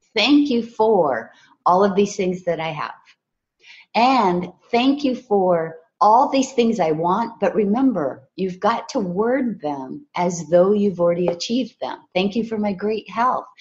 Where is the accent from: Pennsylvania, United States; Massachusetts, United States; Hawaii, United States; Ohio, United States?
Hawaii, United States; I was raised in Hawaii